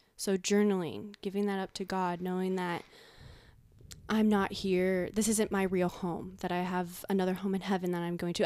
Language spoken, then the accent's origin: English; Marin County, California, United States; growing up in Marin County